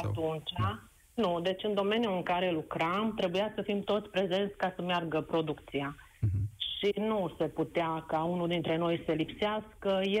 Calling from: Oradea, Bihor County, Romania; Vă sunt din Oradea și în legătură cu subiectul dumneavoastră care uh, îl dezbateți astăzi, pot să vă spun uh, și varianta și ce am pățit-o eu.

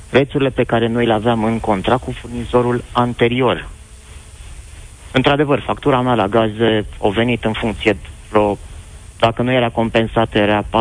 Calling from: Pitești, Argeș, Romania; vă sunt din Pitești.

